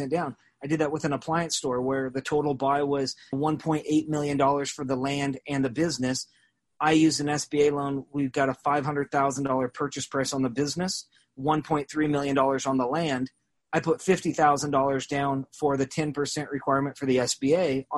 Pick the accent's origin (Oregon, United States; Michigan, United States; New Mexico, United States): Oregon, United States; Salem; now in Springfield, United States; I grew up in Salem, Oregon, and went to public school